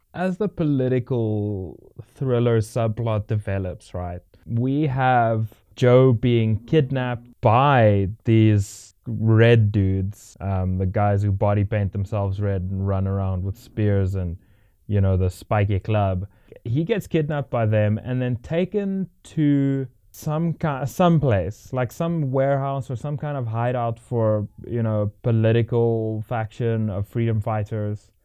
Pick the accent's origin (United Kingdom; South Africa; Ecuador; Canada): South Africa; as a South African